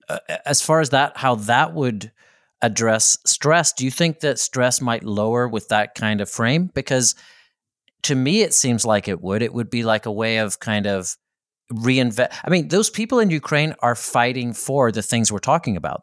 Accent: Belfast, Northern Ireland, United Kingdom; in my hometown, right, in Belfast, Northern Ireland, where I, I grew up towards the tail end of an armed conflict

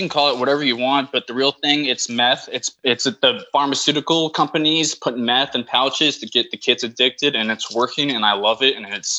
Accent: Florida, United States; I'm from Florida

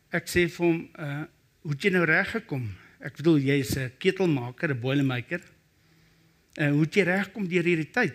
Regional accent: Brakpan, Gauteng, South Africa; Ek kom van Brakpan af.

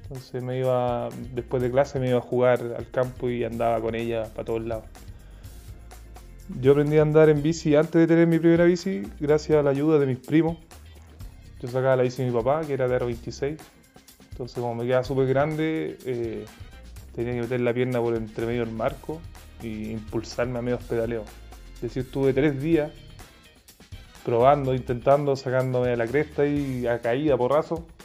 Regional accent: Chepica, O'Higgins, Chile; ciclista, soldador artesano y esta es la historia de mi primera bici. Yo soy de Chepica, eh, un pueblo de la sexta región.

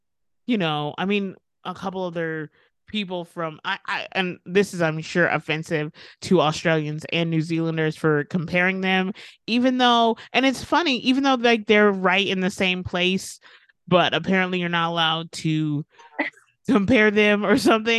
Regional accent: United States; and then, and maybe that's my American ignorance showing, you know.

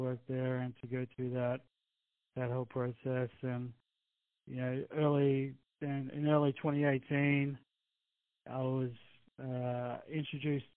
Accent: Brisbane, Queensland, Australia; moved away as an adult; now in United States; I'm originally from Brisbane in Australia

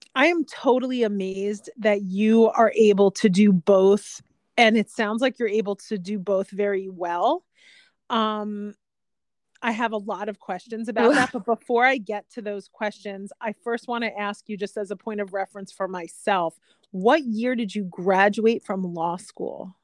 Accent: New Jersey, United States; moved away as an adult; also born or lived in upstate New York / Los Angeles; I grew up in New Jersey and then I went to college in upstate New York

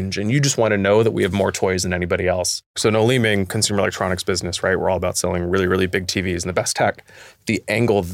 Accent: United States; moved away as an adult; now in New Zealand; even though I'm American, I've been here 2 years, I'm an honorary Kiwi now

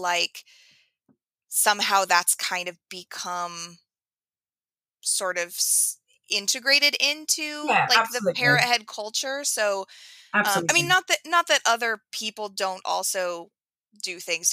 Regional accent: Oregon, United States; I'm from Oregon, and it's the coast there is, the water is very cold.

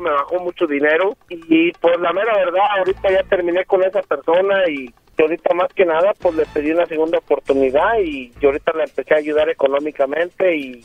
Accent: Aguascalientes, Mexico; moved away; de donde yo vengo, de Aguascalientes, de Aguascalientes

